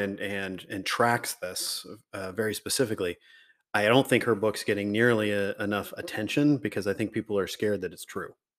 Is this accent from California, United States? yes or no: yes; Riverside, California, United States; I grew up in Riverside